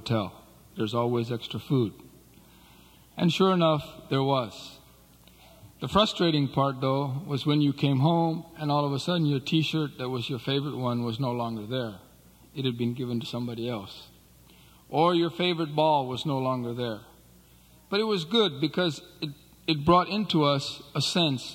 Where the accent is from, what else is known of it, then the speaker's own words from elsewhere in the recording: Nepal; I was born in Nepal.